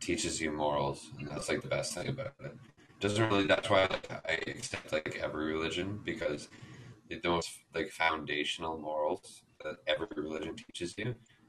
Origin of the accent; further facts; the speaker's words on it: Canada; also born or lived in Midland, Ontario / Peterborough, Ontario; I live in Canada, right? Like, I was raised in Canada.